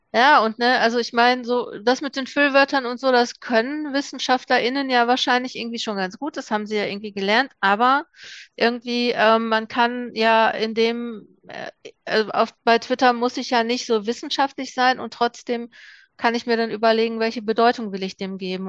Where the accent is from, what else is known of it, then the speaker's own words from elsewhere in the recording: Ruhr area, North Rhine-Westphalia, Germany; Ich komme jetzt aus dem Ruhrgebiet